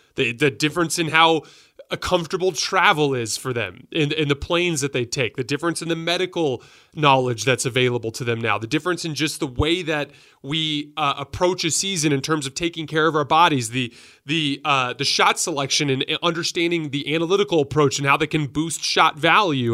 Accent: Tucson, Arizona, United States; I grew up in Tucson, Arizona

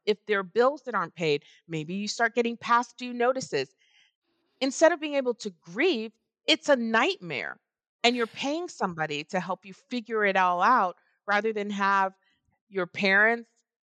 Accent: Texas, United States; And I am from Texas.

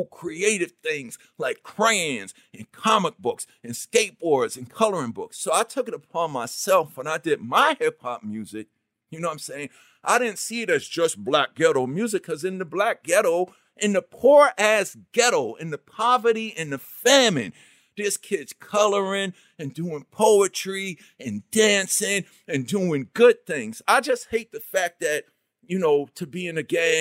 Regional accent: New York City, New York, United States; I grew up in Queens

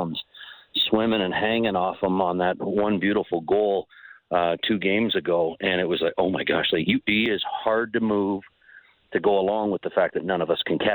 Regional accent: Ontario, Canada; now in Calgary, Canada; I'm from Ontario

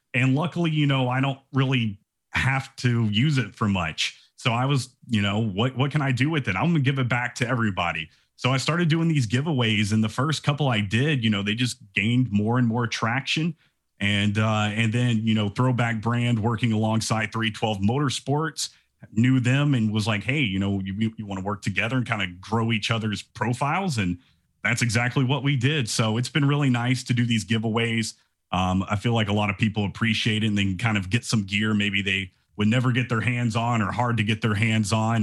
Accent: Atlanta, Georgia, United States; I'm from Atlanta

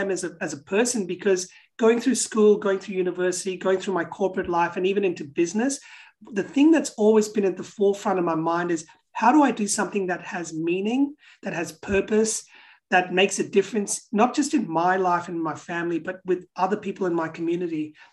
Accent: Pakistan; moved away; So I grew up in uh, Pakistan, where I was born. Now I come from Portuguese Indian background, so I'm, I'm a mixed heritage person, and I'm, I'm, I'm a Christian as well.

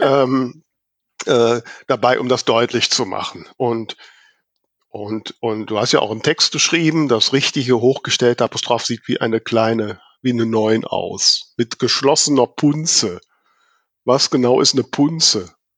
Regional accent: Germany; als Deutsche

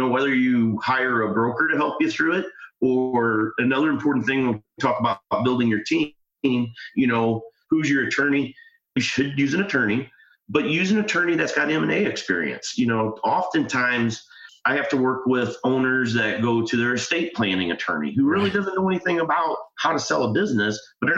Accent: Midwest, United States; I'm from the Midwest

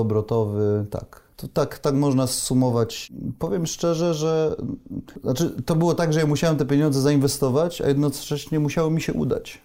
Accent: Poznań, Greater Poland, Poland; Pochodzę z Poznania

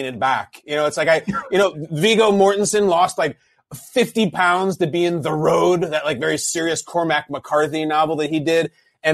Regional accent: Chicago, Illinois, United States; I'm born and raised in Chicago.

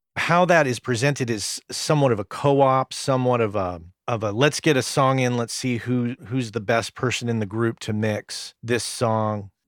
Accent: United States; As an American

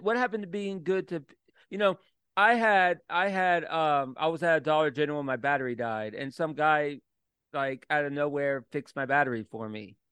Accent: Orlando, Florida, United States; now in Richmond, United States; when I moved to Richmond. I'm from Orlando, like small town.

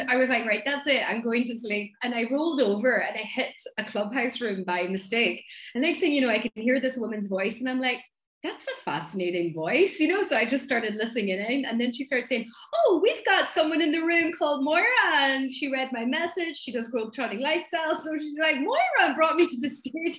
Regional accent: Donegal, Ulster, Ireland; accent: thick accent; I'm from Donegal, which is in the northwest of Ireland.

